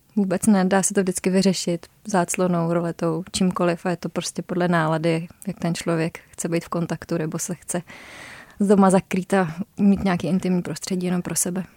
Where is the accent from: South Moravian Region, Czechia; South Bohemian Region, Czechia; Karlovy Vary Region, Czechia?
South Bohemian Region, Czechia; moved away as an adult; also born or lived in Prague; My jsme oba jeho Češi